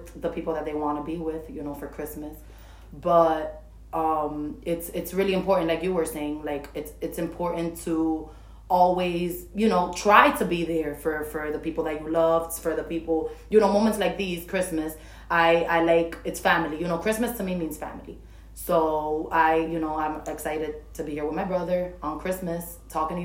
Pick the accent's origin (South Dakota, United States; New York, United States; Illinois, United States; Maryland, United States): New York, United States; New York City; I was born and raised in Washington Heights